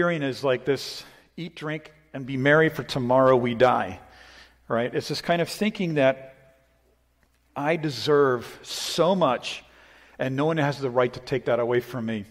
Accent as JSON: {"language": "English", "region": "New England", "country": "United States", "tie": "born or raised there", "moved": "yes", "said": "I grew up in New England. It's very Stoic up there"}